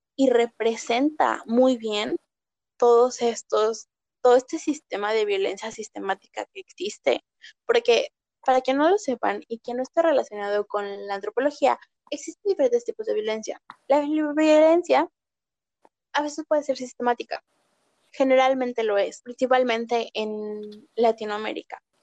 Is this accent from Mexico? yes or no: yes; Mexico; como mexicana